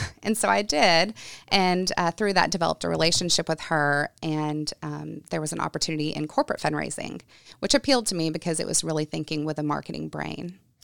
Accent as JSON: {"language": "English", "town": "Gulfport", "region": "Mississippi", "country": "United States", "tie": "born or raised there", "said": "I am from Gulfport, Mississippi. which is on the coast of Mississippi, um, and I was born there, raised there, and my grandparents raised me"}